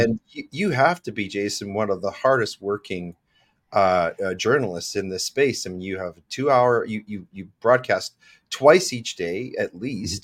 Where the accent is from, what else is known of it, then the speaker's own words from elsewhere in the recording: Regina, Saskatchewan, Canada; I was born in Regina